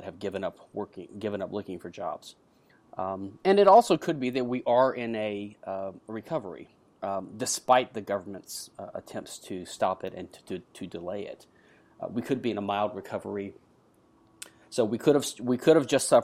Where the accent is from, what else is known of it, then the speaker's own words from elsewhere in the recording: United States; now in Houston, United States; I live in Houston, Texas, the USA. I'm an American patent attorney